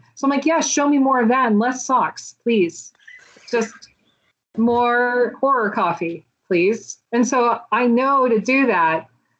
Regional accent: the South, United States; because I grew up in the South and I didn't really know anyone else that was into this.

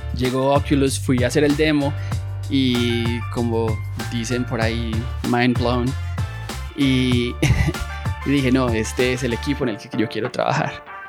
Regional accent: Medellín, Antioquia, Colombia; moved away as an adult; also born or lived in Florida, United States; now in San Francisco, United States; Yo soy de Medellín, Colombia. Eh, nací y crecí aquí

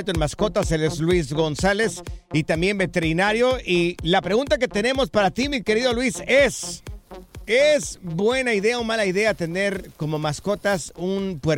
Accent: Puerto Barrios, Izabal, Guatemala; now in Chicago, United States; Soy de un departamento que se llama Puerto Barrios Izabal.

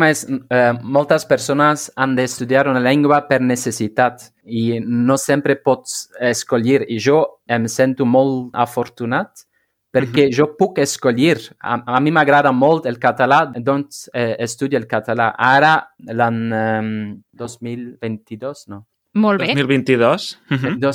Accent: Flanders, Belgium; first language Flemish; Catalan is a second language; és com l'holandès, el, eh, el, el flamenc, la meva llengua

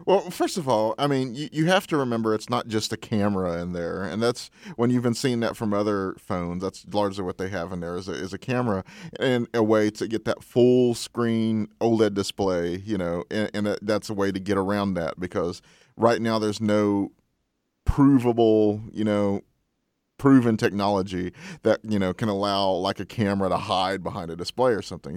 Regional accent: Texas, United States; moved away as an adult; now in San Francisco, United States; my hometown

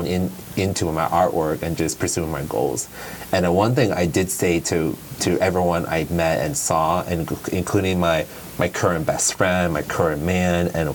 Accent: Barstow, California, United States; going back to Barstow, how it was for me growing up

